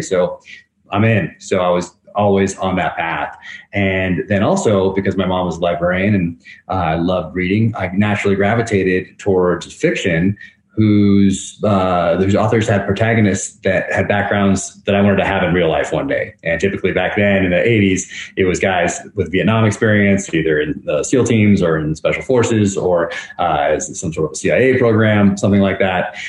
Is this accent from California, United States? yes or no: yes; north of San Francisco, Northern California, United States; I grew up in Northern California